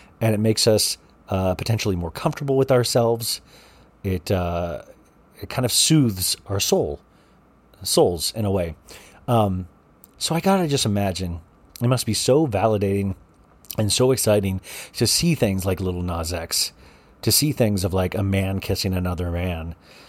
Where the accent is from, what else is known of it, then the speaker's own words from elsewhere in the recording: Olathe, Kansas, United States; now in Paradise Valley, United States; I was from Olathe, Kansas, and then we moved to Paradise Valley, Arizona, and I didn't know what gay was, you know.